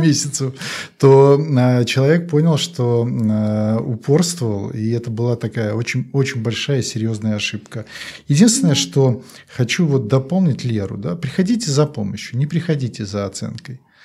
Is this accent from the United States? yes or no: no; Belarus; я как все белорусы